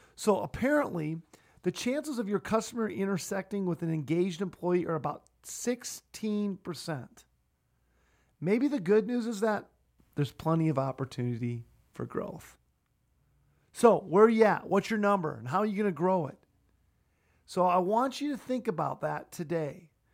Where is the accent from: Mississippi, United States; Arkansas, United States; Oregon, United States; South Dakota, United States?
South Dakota, United States; Sioux Falls; my hometown of Sioux Falls